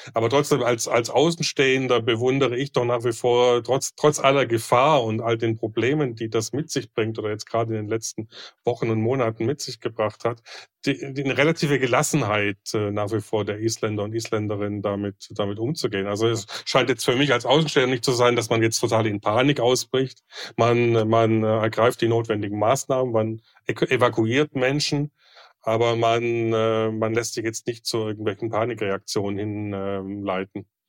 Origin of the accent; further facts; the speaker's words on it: Germany; now in Oslo, Norway; als Deutscher